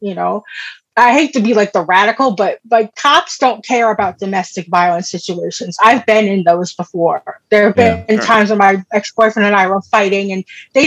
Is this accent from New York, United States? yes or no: yes; New York, United States; moved away; I'm from New York. My family's in New York